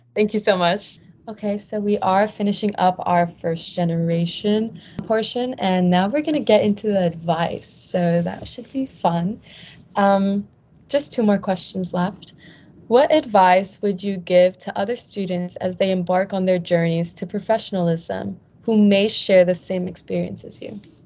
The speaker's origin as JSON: {"language": "English", "area": "San Fernando Valley", "region": "California", "country": "United States", "said": "I'm from the San Fernando Valley"}